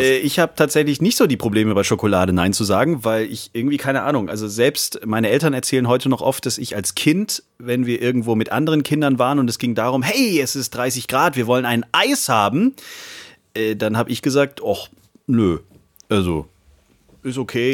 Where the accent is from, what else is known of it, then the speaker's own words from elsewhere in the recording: Backnang, Baden-Württemberg, Germany; aus Backnang kommt, aus meiner Geburtsstadt